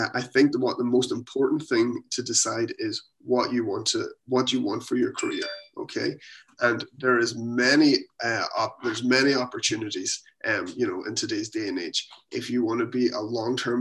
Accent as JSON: {"language": "English", "country": "Ireland", "moved": "as an adult", "lives_now": "Halifax, Canada", "said": "I'm from Ireland, but we're here in Canada"}